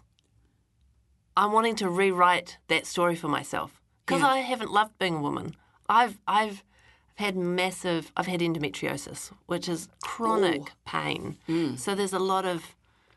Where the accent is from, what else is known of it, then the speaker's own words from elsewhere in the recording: Christchurch, Canterbury, New Zealand; I grew up in Christchurch, but I've spent a lot of time going and coming back